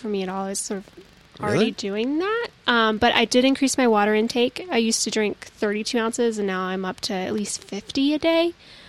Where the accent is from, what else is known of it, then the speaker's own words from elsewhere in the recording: the South, United States; I'm from the South